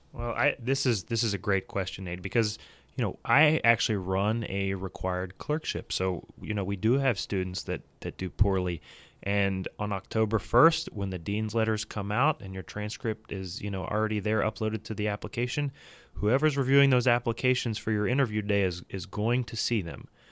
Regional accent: Louisville, Kentucky, United States; grew up down the road from here in Louisville, Kentucky.

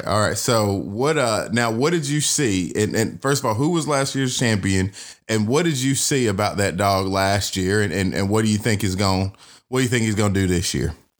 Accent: Atlanta, Georgia, United States; I'm born and raised in Atlanta and for me in Georgia

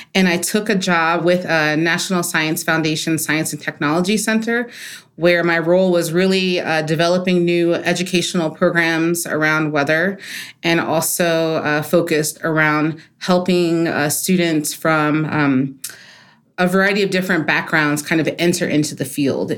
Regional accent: Maryland, United States; as a kid, I grew up in Maryland, so outside of D C

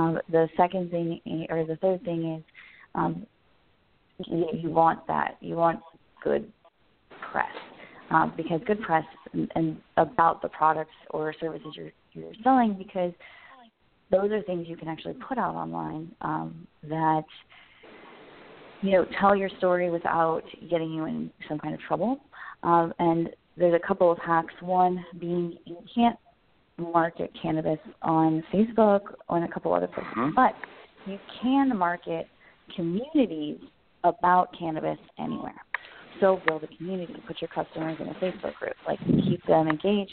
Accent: Las Vegas, Nevada, United States; moved away; I'm from Las Vegas

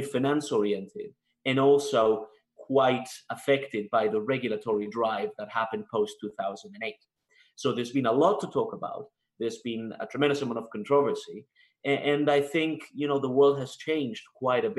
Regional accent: Spain; moved away as an adult; also born or lived in Canada / United Kingdom; now in Washington, D.C., United States; So I was born in Spain, born and raised. And then when I was 18, I moved to Canada

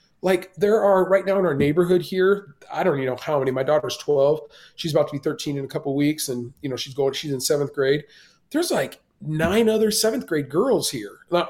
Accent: Iran; born there; moved away; I was born in Iran and I grew up Muslim.

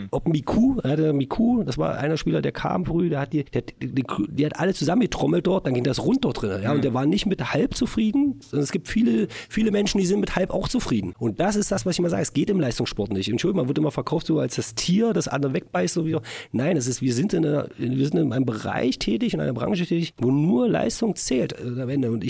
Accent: Berlin, Germany; now in Magdeburg, Germany; wo ich damals nach Magdeburg kam, ich komme aus Berlin, das war ja erstmal uh, doch ein bisschen kleiner.

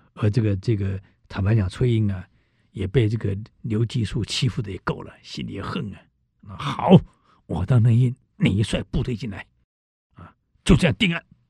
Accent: Taiwan; 我们台湾人没有真正被冻过

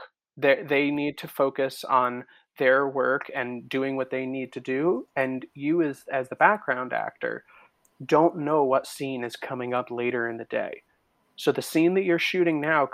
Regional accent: New Jersey, United States; now in New York, United States; I live in New York. I'm from Jersey

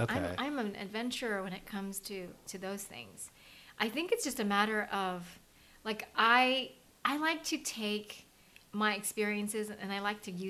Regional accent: Virginia Beach, Virginia, United States; Like, I grew up in Virginia Beach, Virginia.

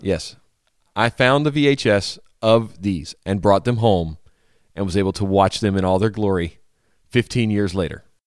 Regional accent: Louisiana, United States; moved away; New Orleans down in my home state.

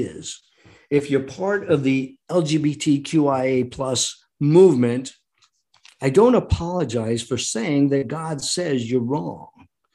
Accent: United States; we, the American people

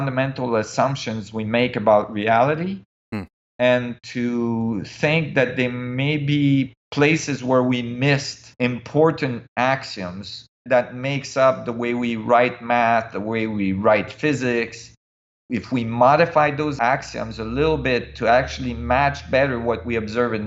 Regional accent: Canada; also born or lived in Switzerland; I was in Canada

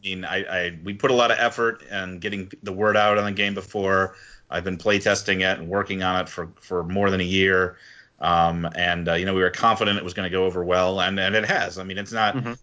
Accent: Wisconsin, United States; now in Philadelphia, United States; I'm from Wisconsin originally

